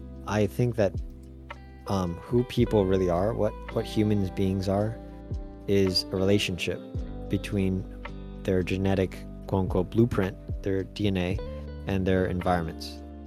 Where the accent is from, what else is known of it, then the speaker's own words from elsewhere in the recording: Taiwan; You'd never guess that I grew up in Taiwan.